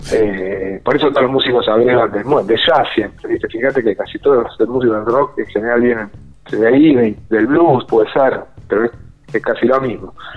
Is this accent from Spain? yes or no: no; Buenos Aires, Argentina; soy de Coblan, de Buenos Aires, de Cabo